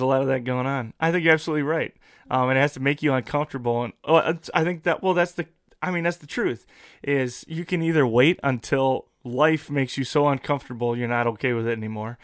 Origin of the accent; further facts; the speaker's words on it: United States; I'm an American